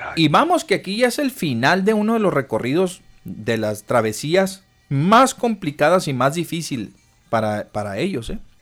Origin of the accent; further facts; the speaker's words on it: Mexico; Nosotros no somos un país de paso